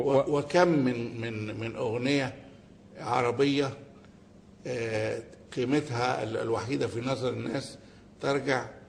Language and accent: Arabic; Egypt; إحنا كمصريين وكعرب